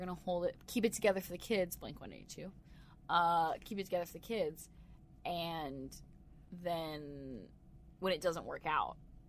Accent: United States; I'm American.

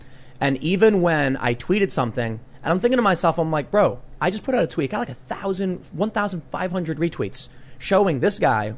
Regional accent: Chicago, Illinois, United States; growing up in Chicago.

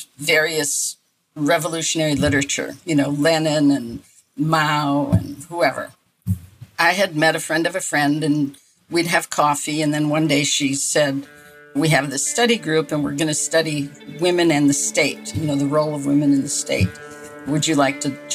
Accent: Milwaukee, Wisconsin, United States; moved away as an adult; also born or lived in France; I was born in Milwaukee, Wisconsin. We lived in a pretty lower middle class, working class neighborhood.

